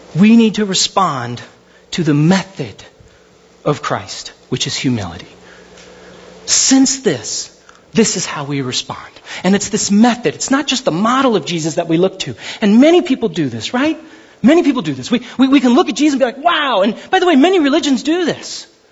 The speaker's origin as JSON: {"language": "English", "town": "Glendora", "region": "California", "country": "United States", "tie": "born or raised there", "said": "I grew up in Glendora half my life"}